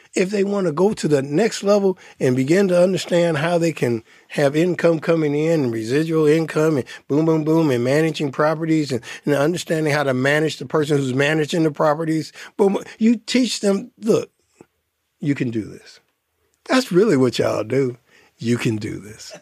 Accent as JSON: {"language": "English", "town": "Detroit", "region": "Michigan", "country": "United States", "also_born_or_lived": "Ann Arbor", "said": "I'm from Detroit, I went, lived in Ann Arbor."}